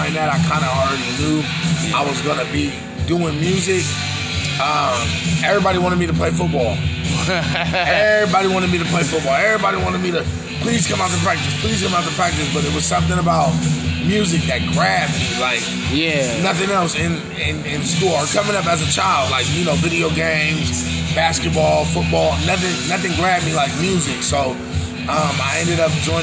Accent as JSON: {"language": "English", "town": "San Diego", "region": "California", "country": "United States", "said": "I'm from San Diego, California."}